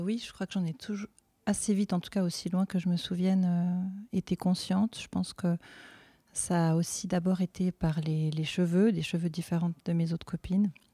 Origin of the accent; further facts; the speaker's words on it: Fribourg, Switzerland; je suis fribourgeoise d'origine